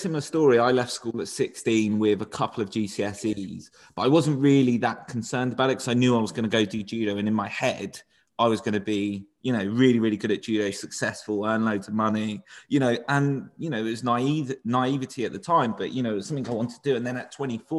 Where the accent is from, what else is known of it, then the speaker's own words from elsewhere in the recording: Portsmouth, South East England, United Kingdom; moved away as an adult; now in Surrey, United Kingdom; a lad from Portsmouth who doesn't speak, I live in Surrey now, which is quite posh. You know, and like my accent doesn't necessarily fit in.